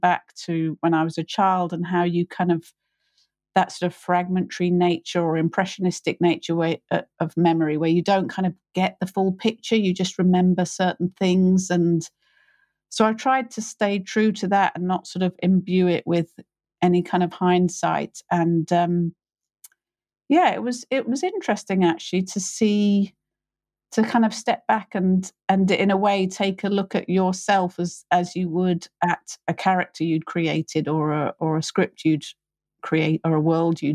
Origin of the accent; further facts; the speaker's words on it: United Kingdom; I'm British, I'm middle class